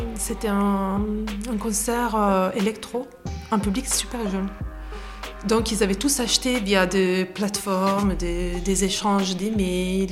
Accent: Italy; French is a second language; moved away as an adult; also born or lived in England; now in Lyon, France; Je suis italienne, donc euh, ça fait désormais plus de dix ans que j'habite à Lyon, entre Lyon et l'Angleterre

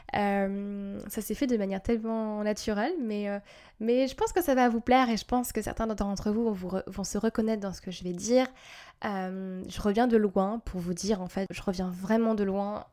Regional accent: Strasbourg, Grand Est, France; chez nous à Strasbourg

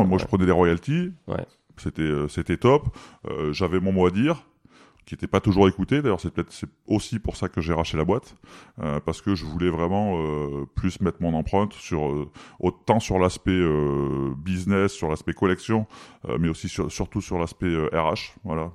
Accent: Valence, Auvergne-Rhône-Alpes, France; je suis de Valence

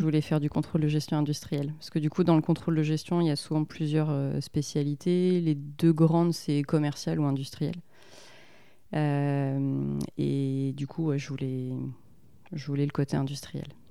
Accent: Rennes, Brittany, France; also born or lived in Finistère; je suis née à Rennes. j'ai vécu un peu dans le Finistère et je suis revenue à Rennes après pour les études. Donc, effectivement, famille, famille bretonne

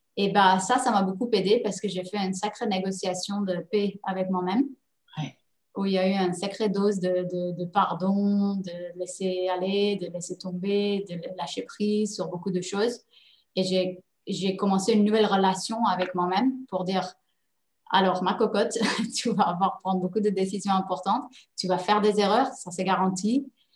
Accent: Netherlands; also born or lived in Paris, France; now in Dubai, United Arab Emirates; Je suis néerlandaise d'origine, donc je parlais la langue

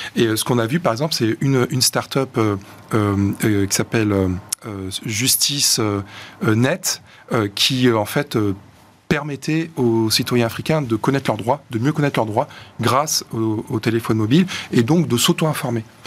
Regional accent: Marseille, Provence-Alpes-Côte d'Azur, France; je suis marseillais

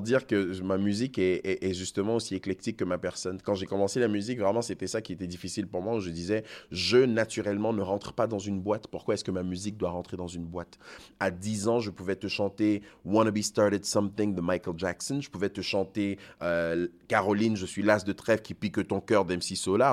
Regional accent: Côte d’Ivoire; moved away as an adult; also born or lived in Togo; now in Canada; je suis né en Côte d'Ivoire, mes parents sont du Togo, j'ai grandi dans le système français, je, je, suis au Canada depuis 23 ans maintenant

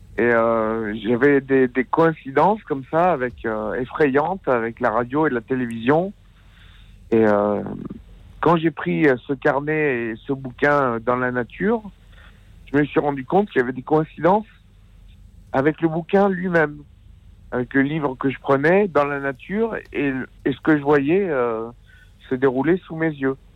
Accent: Aubenas, Auvergne-Rhône-Alpes, France; je suis d'Aubenas en Ardèche

